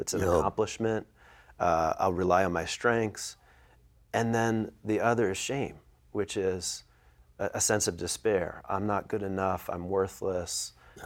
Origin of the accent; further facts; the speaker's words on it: Philadelphia, Pennsylvania, United States; I'm from the Philadelphia area